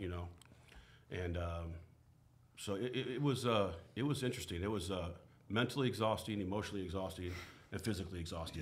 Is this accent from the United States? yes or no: yes; Portland, Oregon, United States; I was born and raised here in Portland